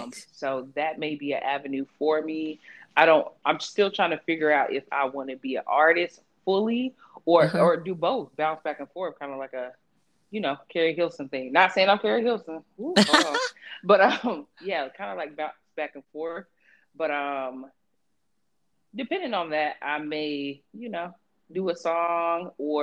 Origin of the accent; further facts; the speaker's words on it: Georgia, United States; I'm from Georgia. I'm from Georgia. Born and raised